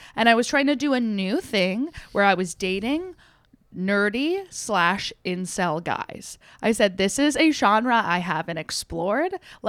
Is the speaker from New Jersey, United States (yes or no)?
yes; New Jersey, United States; So we were a big comedy house, and we're from the Jersey Shore, so we're all like assholes.